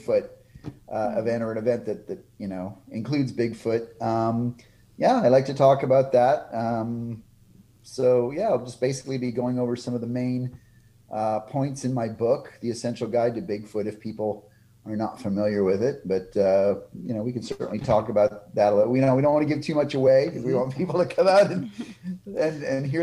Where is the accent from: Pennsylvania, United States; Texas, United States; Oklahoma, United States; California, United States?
Texas, United States; here in my home state of Texas